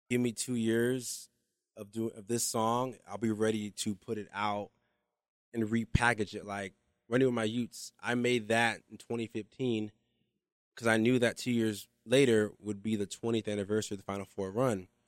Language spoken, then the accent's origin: English; the South, United States; Karl Malone, he's from the South and I'm from the South. And he was in Utah. I'm like, wow, I'm in Utah.